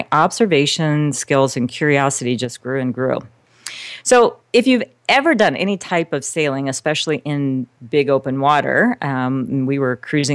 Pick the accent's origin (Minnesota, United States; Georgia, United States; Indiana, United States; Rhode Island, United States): Indiana, United States; South Bend; moved away; also born or lived in Eastern Shore of Maryland / Caribbean; I'm originally from South Bend, Indiana. So I'm a Midwest girl